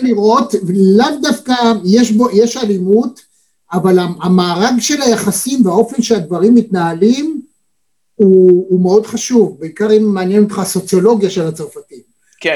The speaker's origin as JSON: {"language": "Hebrew", "country": "Israel", "said": "אני כישראלי"}